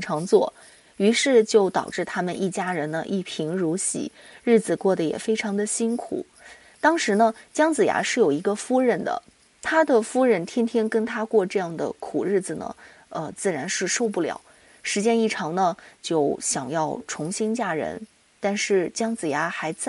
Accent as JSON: {"language": "Chinese", "country": "China", "said": "我们中国人吃饭啊，跟外国人最大的不同就是我们用筷子，"}